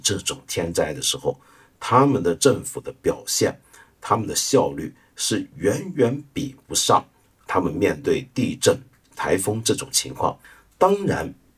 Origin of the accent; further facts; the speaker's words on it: China; 我们中国人